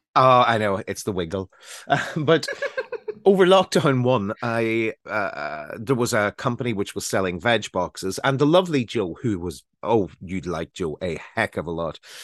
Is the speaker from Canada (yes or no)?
no; Northern Ireland, United Kingdom; moved away as an adult; also born or lived in London